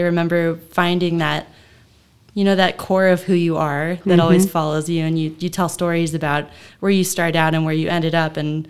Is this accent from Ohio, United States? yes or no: yes; Mount Vernon, Ohio, United States; So I grew up in Mount Vernon, Ohio.